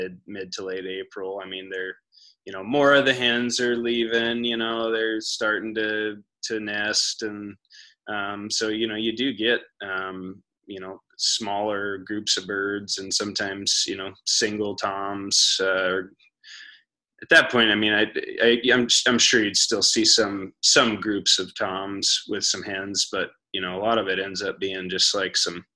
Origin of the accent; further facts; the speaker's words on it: Ainsworth, Nebraska, United States; moved away; we're obviously both from Ainsworth